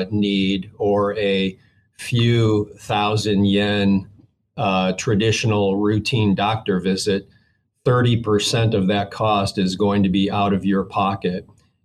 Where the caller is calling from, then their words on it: Columbus, Georgia, United States; Columbus, Georgia, about 90 miles south of Atlanta.